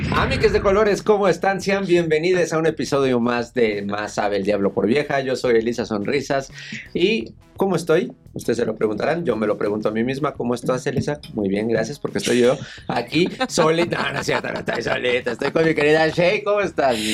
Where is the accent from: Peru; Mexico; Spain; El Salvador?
Mexico; Naucalpan, State of Mexico; En satélite, en el Estado de México